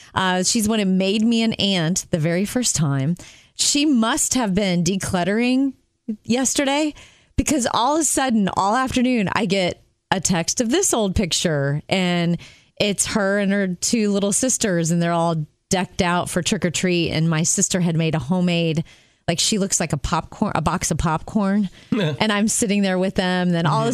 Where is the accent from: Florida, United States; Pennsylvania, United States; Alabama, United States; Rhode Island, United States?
Florida, United States; Jupiter; moved away; I fly home to my hometown in Jupiter, Florida